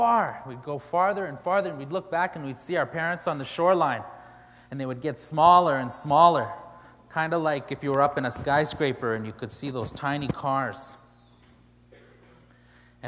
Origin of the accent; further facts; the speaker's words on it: Canada; I come from the Cree Nation of Pugetoagon, which is located at about the 56th parallel on the border of Saskatchewan and Manitoba in Canada on the mouth of the Churchill River